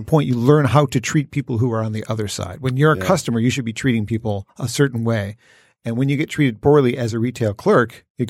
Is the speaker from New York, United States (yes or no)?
no; Warren, Michigan, United States; I grew up in Warren, 12 and Shaner area.